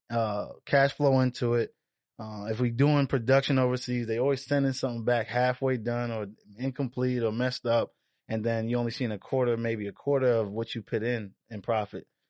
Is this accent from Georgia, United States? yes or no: yes; Stone Mountain, Georgia, United States; also born or lived in Brooklyn, New York; I was born in Brooklyn, but I'm really raised in Stone Mountain